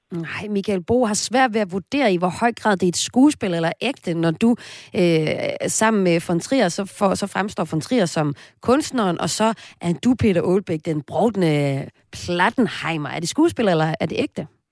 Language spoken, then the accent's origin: Danish; Himmerland, North Denmark Region, Denmark; Jeg er nemlig også fra Himmerland